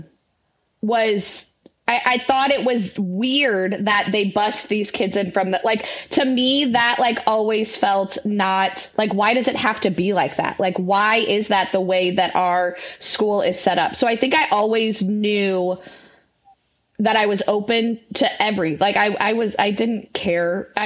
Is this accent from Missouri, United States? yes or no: yes; St. Louis, Missouri, United States; I grew up in West County, which is majority white